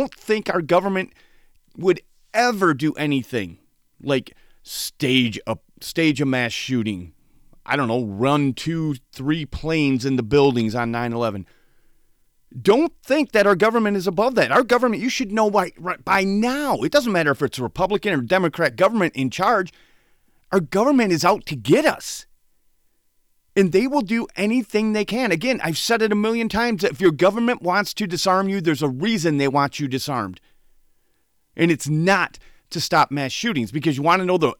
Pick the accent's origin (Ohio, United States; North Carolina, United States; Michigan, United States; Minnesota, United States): Michigan, United States; Saginaw Township; growing up in Saginaw Township, Michigan